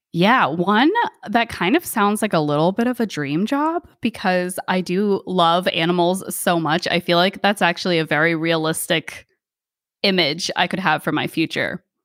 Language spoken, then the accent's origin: English; United States; also born or lived in Thailand; now in New Jersey, United States; I am the first person in my family born in America.